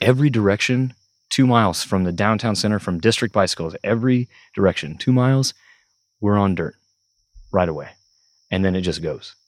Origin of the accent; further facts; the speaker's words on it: Parsons, Kansas, United States; moved away as an adult; also born or lived in Emporia, Kansas; now in Stillwater, Oklahoma, United States; I'm from Parsons, Kansas, originally, so twenty-one years of my life. I was in Southeast Kansas, Parsons, Kansas